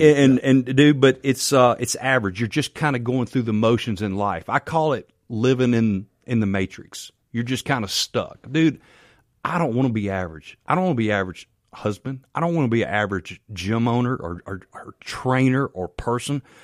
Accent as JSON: {"language": "English", "town": "Canton", "region": "Mississippi", "country": "United States", "also_born_or_lived": "Farm Haven, Mississippi", "said": "I'm from Canton, Mississippi"}